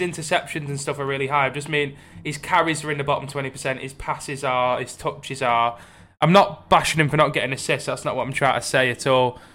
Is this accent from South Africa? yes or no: no; Barrow-in-Furness, North West England, United Kingdom; my hometown team, Barrow